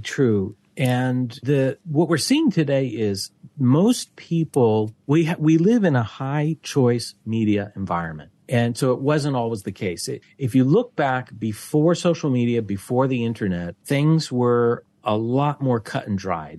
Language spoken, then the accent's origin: English; Pittsburgh, Pennsylvania, United States; moved away as an adult; now in Malaysia; back in my hometown, the Pittsburgh Post Gazette